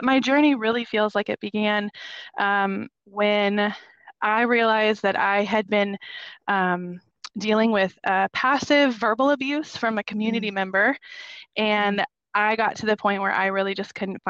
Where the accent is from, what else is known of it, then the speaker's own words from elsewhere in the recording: Minnesota, United States; moved away as an adult; now in Florida, United States; We are originally from Minnesota